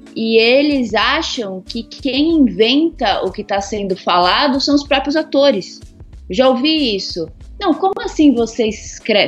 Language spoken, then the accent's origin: Portuguese; São Paulo, Brazil; eu sou aqui de São Paulo mesmo, né? É, originária da Zona Leste, hoje em dia eu moro no centro.